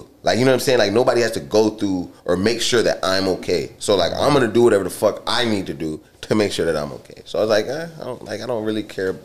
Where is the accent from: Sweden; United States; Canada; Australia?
United States; Charlotte, North Carolina; being a kid from Charlotte with no connections, my parents are immigrants